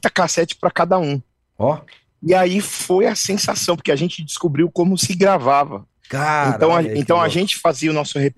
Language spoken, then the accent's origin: Portuguese; São Paulo, Brazil; A gente cresceu numa comunidade aqui na Zona Leste ali